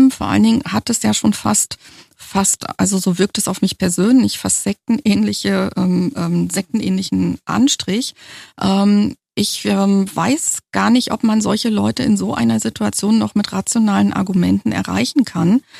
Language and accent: German; Germany; ich bin ja in der DDR geboren und groß geworden und jeder weiß, dass es in der DDR ähm, mit dem Umweltschutz nicht so